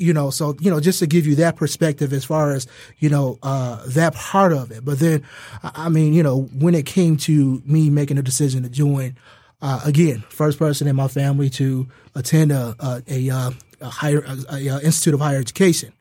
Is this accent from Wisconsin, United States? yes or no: no; Detroit, Michigan, United States; I'm from Detroit